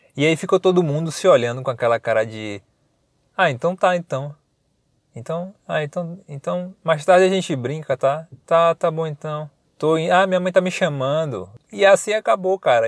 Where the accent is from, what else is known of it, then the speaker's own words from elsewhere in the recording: Paripiranga, Bahia, Brazil; now in Salvador, Brazil; Eu sou, eu moro em Salvador, eu sou do interior da Bahia, uma cidade chamada Paripiranga.